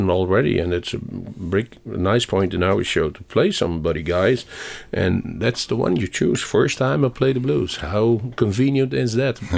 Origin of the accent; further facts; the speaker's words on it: Chicago, Illinois, United States; also born or lived in Greece; Yeah, now I was born in Chicago.